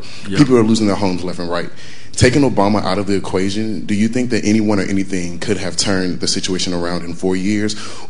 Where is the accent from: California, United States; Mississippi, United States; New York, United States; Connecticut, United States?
New York, United States; I'm from New York.